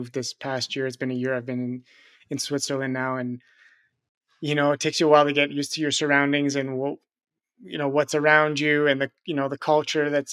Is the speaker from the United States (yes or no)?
no; Montreal, Quebec, Canada; you're a fellow Canadian. I'm from Montreal